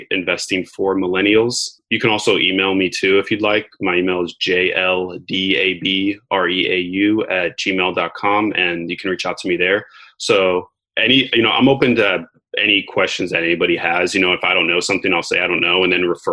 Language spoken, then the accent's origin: English; United States; I was born in America.